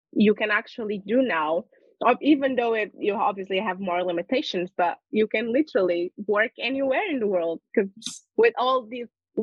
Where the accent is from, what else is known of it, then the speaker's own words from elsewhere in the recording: Lisbon, Portugal; also born or lived in United Kingdom; I am born and raised in Portugal, Lisbon